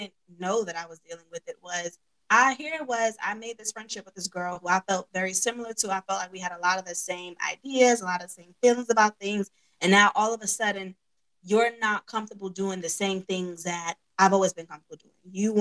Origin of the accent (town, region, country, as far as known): New York, United States; accent: New York